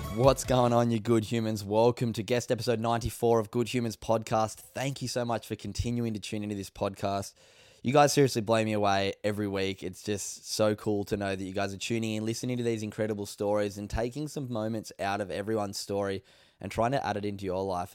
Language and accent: English; Sydney, New South Wales, Australia; moved away as an adult; now in Gold Coast, Australia; I grew up in Sydney